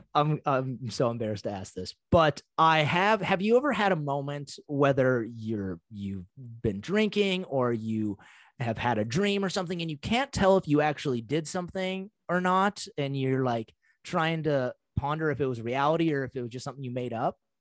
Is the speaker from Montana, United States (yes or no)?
yes; Montana, United States; growing up in Montana